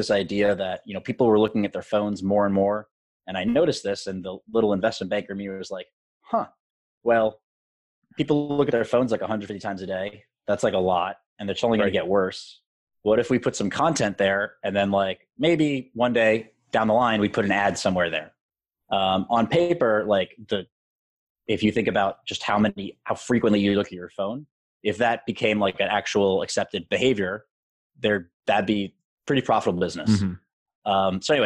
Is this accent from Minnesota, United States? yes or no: no; New York City, New York, United States; I am born and raised in Manhattan